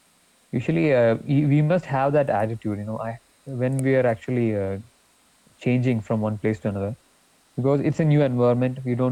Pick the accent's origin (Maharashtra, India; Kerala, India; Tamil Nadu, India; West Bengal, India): Kerala, India; So you know, we are actually you know, from Kerala.